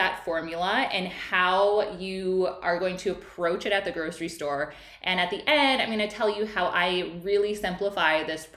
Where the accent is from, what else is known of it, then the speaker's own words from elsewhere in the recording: Midwest, United States; I grew up in the Midwest where you just ate your meat and potatoes.